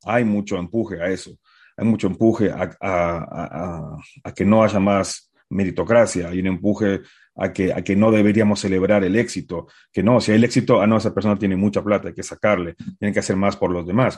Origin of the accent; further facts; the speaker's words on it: Uruguay; also born or lived in Bolivia; now in United States; yo soy de Uruguay, viví antes en Bolivia y estaba en Bolivia eh, cuando, cuando acabé mi licenciatura